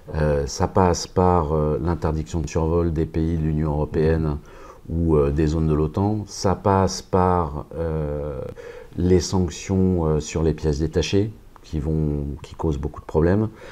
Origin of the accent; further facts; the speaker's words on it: France; moved away as an adult; also born or lived in Moscow, Russia; je suis français, je suis arrivé à Moscou il y a trois ans